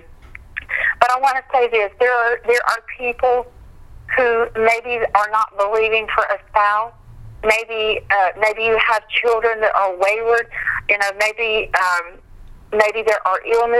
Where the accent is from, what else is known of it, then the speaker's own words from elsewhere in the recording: Meridian, Mississippi, United States; my hometown, Meridian, Mississippi